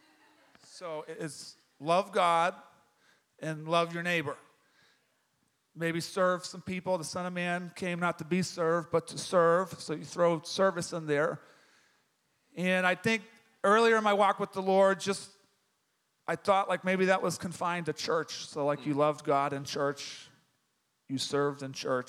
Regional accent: Boston, Massachusetts, United States; moved away as an adult; also born or lived in Texas; now in Dallas-Fort Worth, United States; I'm from Boston, Massachusetts

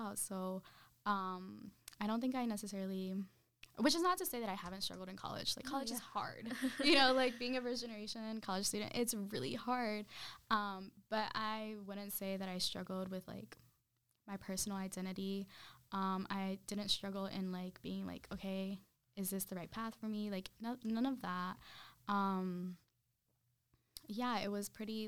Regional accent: Randleman, North Carolina, United States; also born or lived in Zacatecas, Mexico; I'm from Randleman, North Carolina. And as the name implies, it's a very small town

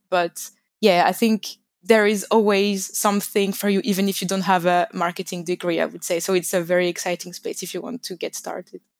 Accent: France; English is a second language; moved away as an adult; now in London, United Kingdom; As you can hear, I come from France, but I'm currently based in London

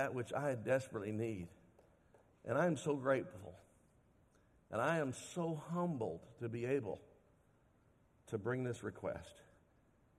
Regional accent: Dallas, Texas, United States; I grew up in Dallas, and every year they'd give us free tickets as Dallas school children

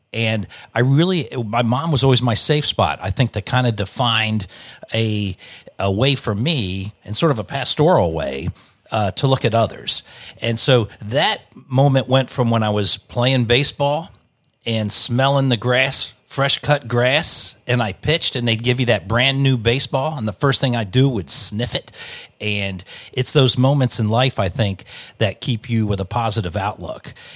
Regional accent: Wilmington, Delaware, United States; I grew up in Wilmington, Delaware

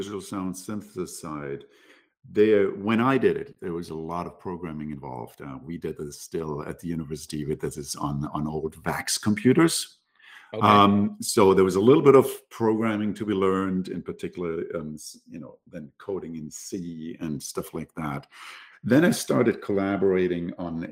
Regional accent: Munich, Bavaria, Germany; also born or lived in Berlin; I grew up in Germany, more specifically in the south in Bavaria, in Munich. Cool. Born and raised there

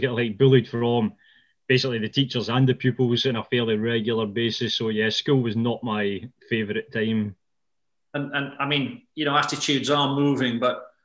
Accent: Ayrshire, Scotland, United Kingdom; I was brought up in Ayrshire, which is like half an hour south of Glasgow. It is definitely not the, not the tourist area that, uh, you know, Glencoe and the Highlands is

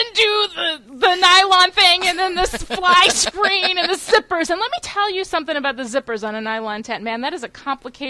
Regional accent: New York, United States; we're two girls from New York

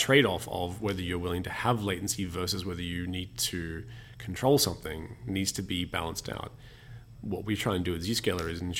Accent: Australia; now in Germany; as the Australian living in Germany

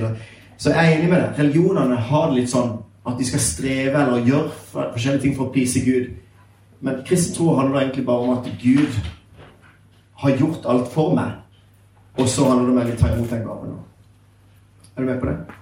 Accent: Sørlandet, Southern Norway, Norway; jeg er sørlending, så jeg prater litt seinere

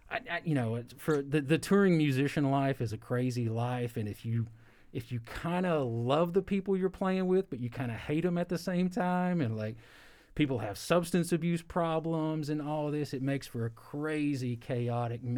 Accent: Kentucky, United States; I've got an accent. I'm from Kentucky.

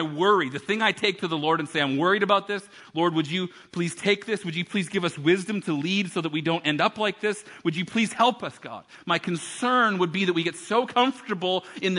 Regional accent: Canada; we're from Canada

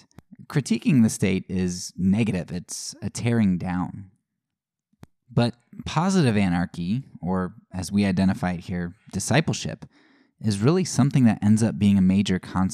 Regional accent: Annville, Pennsylvania, United States; I'm from a small town. I always say, you know, Lancaster, because people know Amish. But I'm from Anvil

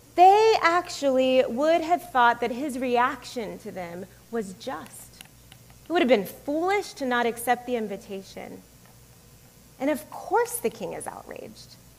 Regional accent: the South, United States; moved away as an adult; also born or lived in Florida / Georgia / Dominican Republic / Massachusetts; now in Atlanta, United States; I grew up in Florida and Georgia for the most part. I grew up in the South, although Florida often is not considered the South here.

